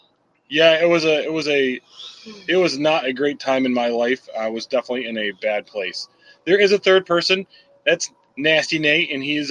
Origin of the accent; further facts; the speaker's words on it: New York, United States; born and raised here in New York State. And after we got out of the military, my significant other and I, and we moved back to New York.